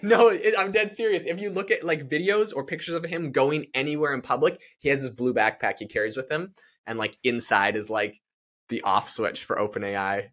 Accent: Canada; now in United States; I'm from Canada

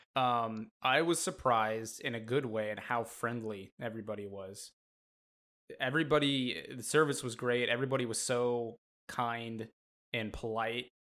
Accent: Montana, United States; I was born and raised in Montana

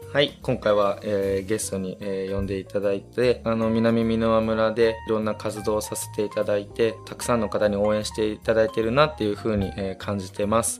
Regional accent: Osaka, Japan; now in Minamiminowa, Japan; 大阪出身なので

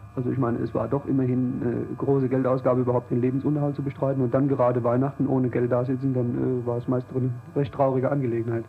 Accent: Giessen, Hesse, Germany; moved away as an adult; now in East Germany (GDR); Ich komme aus Gießen, das liegt in Hessen

